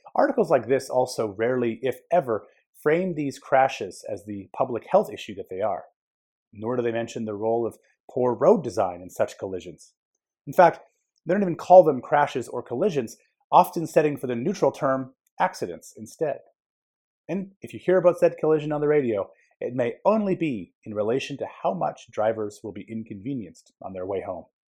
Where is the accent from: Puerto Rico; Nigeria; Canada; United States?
Canada; Edmonton, Alberta; Growing up in Edmonton